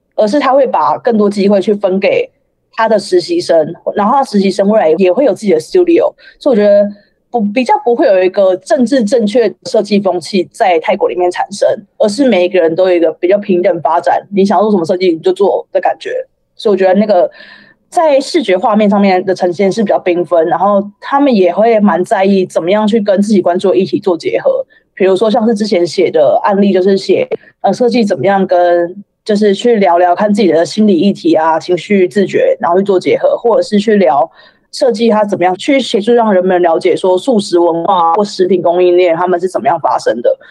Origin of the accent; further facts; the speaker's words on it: Taiwan; moved away as an adult; now in Thailand; 可是我台湾人的薪资要过四十五 K，那我不知道你们可以给我给给我一个机会。然后，而且我会讲中文，我会讲泰文哦。